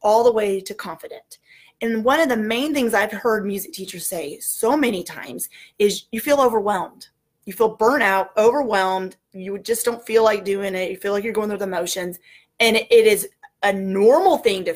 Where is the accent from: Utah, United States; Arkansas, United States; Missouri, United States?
Arkansas, United States; Northwest; I am from Northwest Arkansas